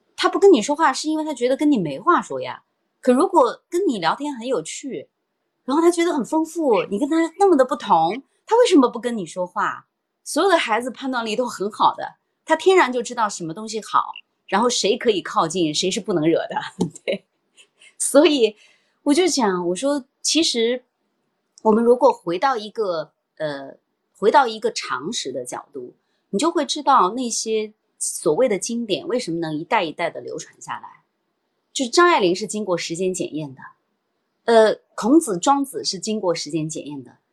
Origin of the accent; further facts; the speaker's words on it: Xi'an, Shaanxi, China; 我们都是西安人